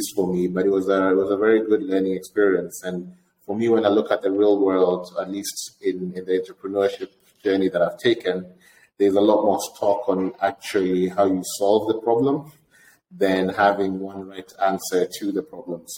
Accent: Kenya; moved away as an adult; also born or lived in Vermont, United States; I was born in Kenya. Went to my primary school and high school in Kenya.

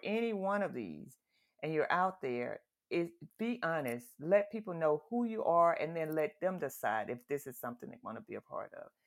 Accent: the South, United States; I grew up in the South, in the country

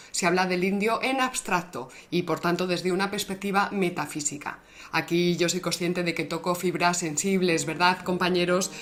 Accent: Spain; con esto yo me he ido, por, por medio mundo me he ido con esto. Y no me ha pasado nada, oye, español

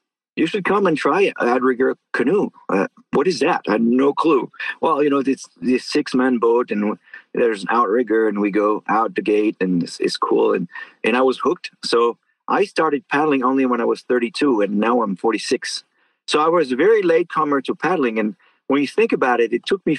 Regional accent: northern France, France; moved away as an adult; also born or lived in Arkansas; now in Sausalito, United States; I was born in France in a small town in north of France, 5,000 inhabitants. And I stayed there until I was 18

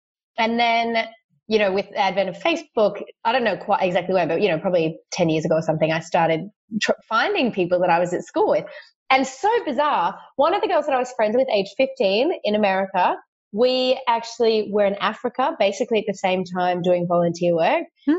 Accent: Sydney, New South Wales, Australia; So I'm from Sydney. Which is the biggest city in Australia. I live in the eastern suburbs near the beaches.

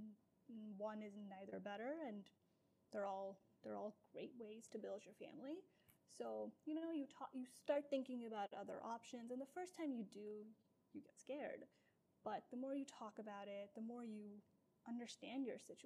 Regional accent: Pakistan; moved away; I was born and raised in Pakistan

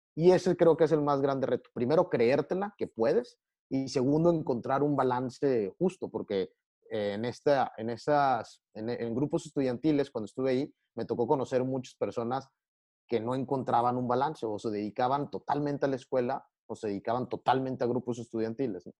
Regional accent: Tamaulipas, Mexico; a mí me llena orgullo decir que soy tamaulipeco

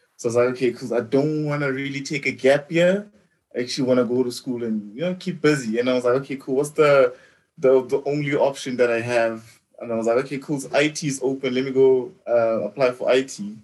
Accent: the Vaal, Gauteng, South Africa

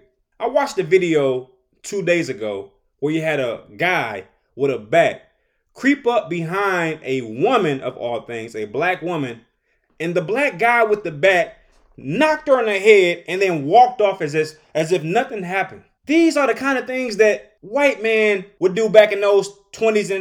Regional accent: Detroit, Michigan, United States; I'm from Detroit, Michigan

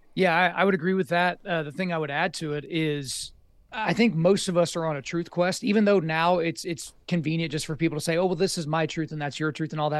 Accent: Oklahoma, United States; I grew up in Oklahoma

